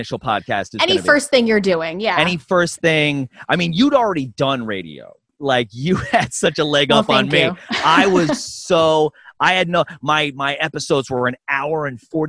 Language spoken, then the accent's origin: English; New York, United States; I grew up in New York